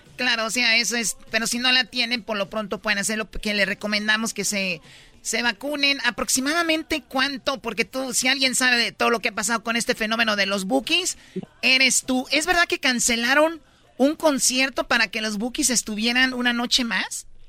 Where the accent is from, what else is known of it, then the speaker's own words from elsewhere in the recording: Jalisco, Mexico; yo soy de Jalisco